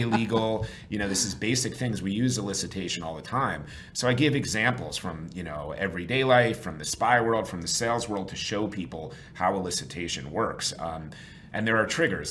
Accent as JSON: {"language": "English", "region": "New York", "country": "United States", "said": "I'm from New York originally"}